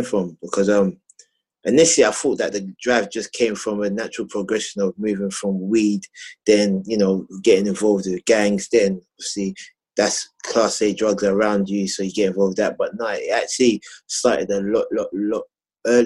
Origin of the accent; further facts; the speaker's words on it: London, United Kingdom; I grew up in Southeast London, Camberwell